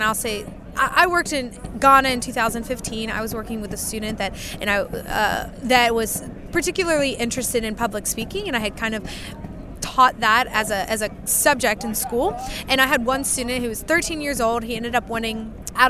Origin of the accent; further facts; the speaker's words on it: Kentucky, United States; So I grew up in Kentucky. I was a Kentucky State 4-H officer.